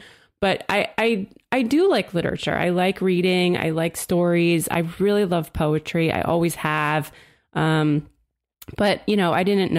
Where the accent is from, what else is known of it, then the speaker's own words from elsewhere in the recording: New Jersey, United States; I'm from New Jersey, and I, from a pre-Snooki time, I lived down south, though, near Philly.